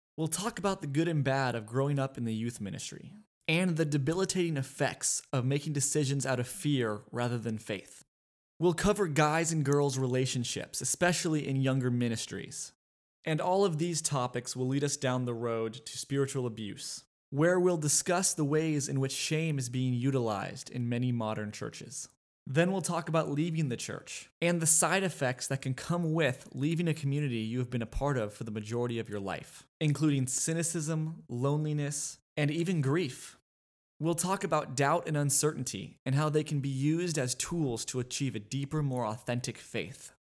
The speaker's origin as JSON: {"language": "English", "town": "Los Angeles", "region": "California", "country": "United States", "tie": "born or raised there", "moved": "as an adult", "lives_now": "Austin, United States", "said": "I was born in Los Angeles, California, but now live in Austin, Texas"}